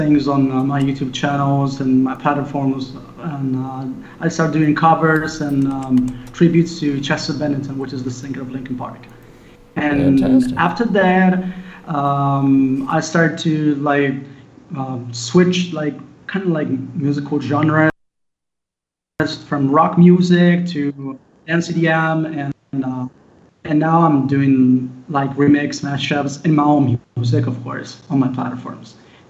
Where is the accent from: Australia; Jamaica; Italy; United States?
Italy; English is a second language